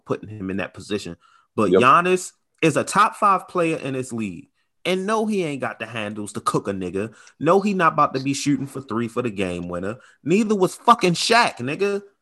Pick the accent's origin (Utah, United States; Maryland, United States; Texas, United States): Maryland, United States; Baltimore; I'm from Baltimore.